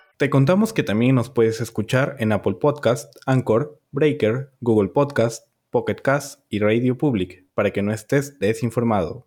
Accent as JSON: {"language": "Spanish", "country": "Peru", "said": "nos indignó como peruanos"}